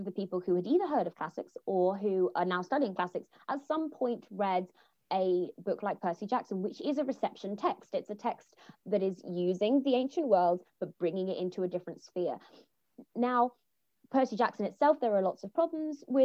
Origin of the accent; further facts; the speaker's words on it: Jamaica; as a Jamaican woman